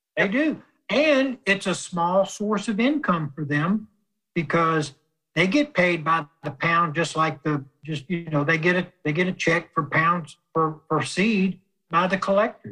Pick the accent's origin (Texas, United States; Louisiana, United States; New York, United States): Louisiana, United States; South; Growing up in South Louisiana